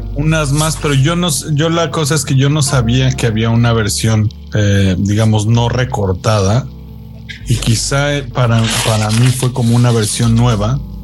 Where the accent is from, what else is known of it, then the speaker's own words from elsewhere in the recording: Mexico; los que somos mexicanos